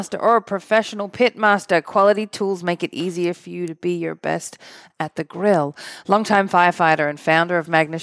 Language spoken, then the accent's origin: English; Australia; now in United States; I'm the Aussie lightweight here